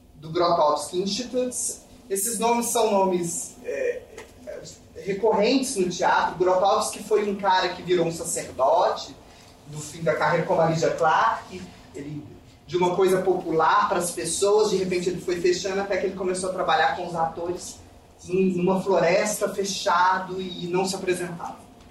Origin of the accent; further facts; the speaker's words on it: Brazil; also born or lived in United Kingdom / Poland; como brasileiros